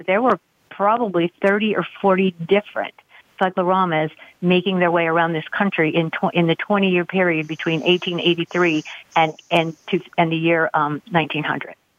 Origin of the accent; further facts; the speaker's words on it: Pennsylvania, United States; now in Gettysburg, United States; my hometown regiment